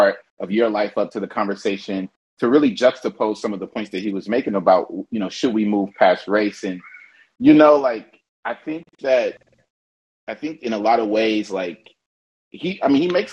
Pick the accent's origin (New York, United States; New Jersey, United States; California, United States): California, United States; Oakland; now in Los Angeles, United States; I'm from East Oakland. I live in Los Angeles